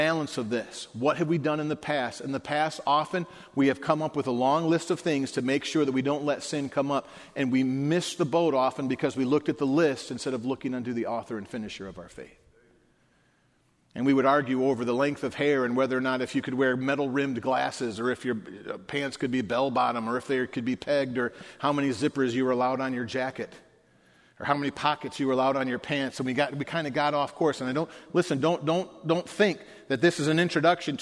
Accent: Detroit, Michigan, United States; I grew up in the Detroit, Michigan area.

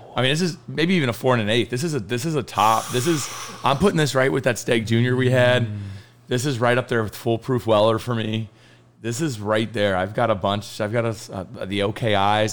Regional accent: Kentucky, United States; I'm from Kentucky and every man drinks it there.

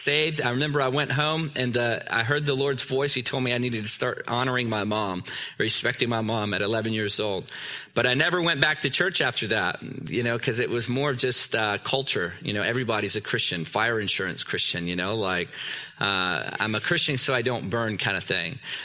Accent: Newport News, Virginia, United States; moved away as an adult; also born or lived in Canada; I'm from Virginia. Newport News, Virginia.

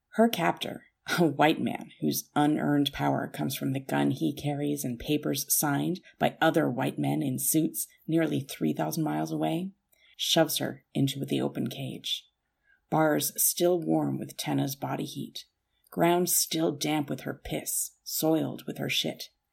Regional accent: Canada; as a Canadian

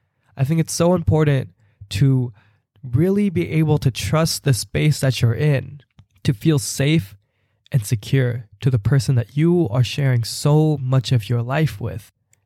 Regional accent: Philippines; Even though they don't identify with me as a Filipino person, I just felt safe in those spaces to really comfortably share who I am

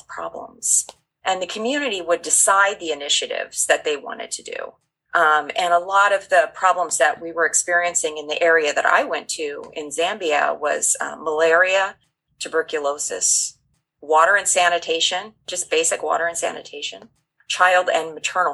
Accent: United States; being an American

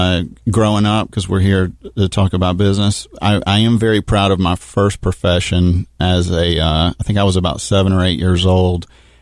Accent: Athens, Georgia, United States; born there; Well, real quick, I was born in Athens, Georgia, which is why I'm still a rabid Bulldog fan.

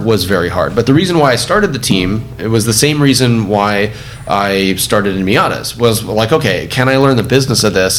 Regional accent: Orange County, California, United States; I grew up in Orange County

